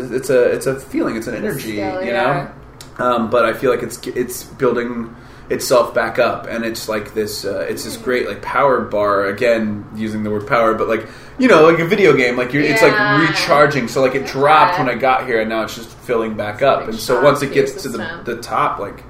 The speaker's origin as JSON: {"language": "English", "town": "Kansas City", "region": "Missouri", "country": "United States", "said": "how is it that I'm from Kansas City and I got to be in these fun places and do these great performances and be with these people?"}